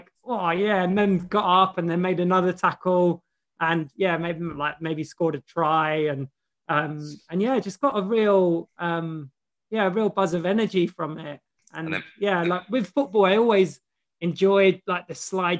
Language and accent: English; London, United Kingdom; I grew up in London, was born in London